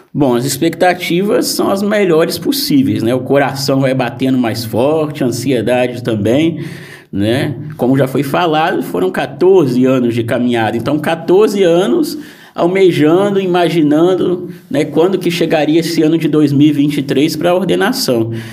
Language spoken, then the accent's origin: Portuguese; Guaçuí, Espírito Santo, Brazil; moved away; na minha cidade, na minha terra natal, em Guaçuí, no Espírito Santo